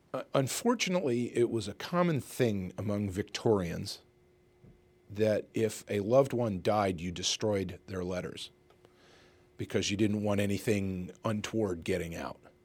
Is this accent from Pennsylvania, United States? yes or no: yes; Reading, Pennsylvania, United States; I grew up in Reading